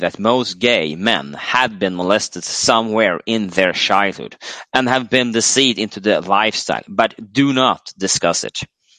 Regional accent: United States; As a teenage male growing up in America in the sexual revolution 70s, I was targeted by older males.

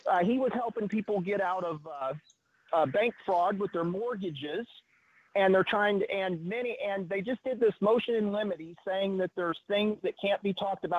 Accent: Joplin, Missouri, United States; I grew up in Joplin, Missouri

